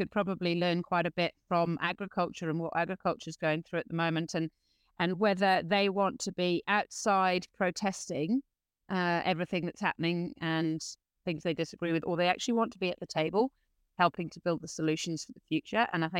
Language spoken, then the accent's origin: English; New Zealand; hey, look, I'm a Kiwi who just wants the best for the future of my country